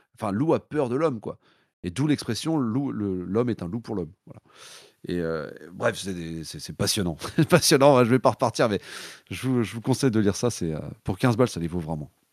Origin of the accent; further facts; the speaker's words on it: Nantes, Pays de la Loire, France; je suis de Nantes.